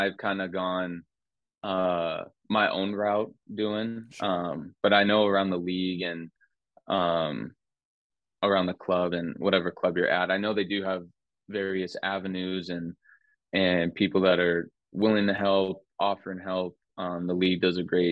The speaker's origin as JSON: {"language": "English", "town": "Las Vegas", "region": "Nevada", "country": "United States", "tie": "born or raised there", "also_born_or_lived": "Phoenix, Arizona", "moved": "as an adult", "lives_now": "Portland, United States", "said": "growing up in Vegas and then going to Phoenix, it's only a 4-hour drive"}